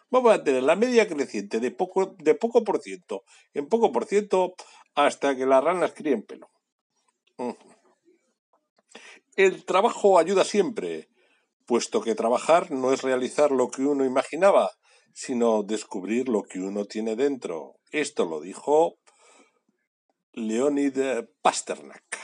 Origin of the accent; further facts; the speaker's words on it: Bilbao, Basque Country, Spain; o que llamamos a Moncloa, porque somos de Bilbao y aquí podemos llamar a Moncloa.